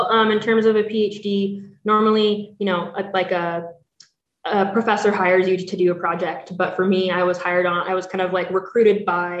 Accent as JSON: {"language": "English", "town": "Cordova", "region": "Alaska", "country": "United States", "tie": "born or raised there", "said": "So I grew up off the road system. So you can only get to where I lived by boat or by plane."}